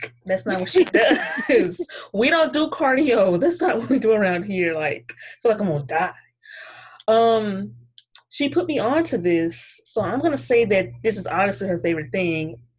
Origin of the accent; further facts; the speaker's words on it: Arlington, Texas, United States; I was born in Arlington, Texas